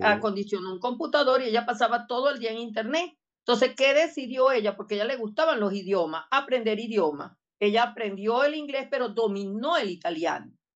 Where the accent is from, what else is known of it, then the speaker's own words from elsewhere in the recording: Barinas, Venezuela; soy de Badina